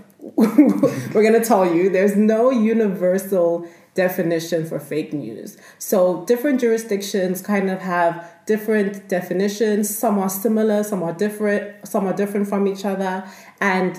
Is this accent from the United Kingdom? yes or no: no; South Africa; moved away as an adult; also born or lived in Nigeria; now in Vienna, Austria; I was born in Nigeria and I went to school and grew up most of my life in South Africa